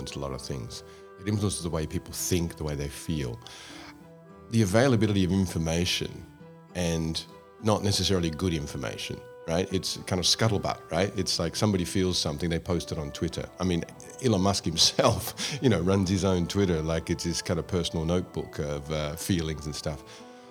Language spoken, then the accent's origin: English; Australia; also born or lived in Scotland; in Australia, where I grew up, from Scotland, but I grew up in Australia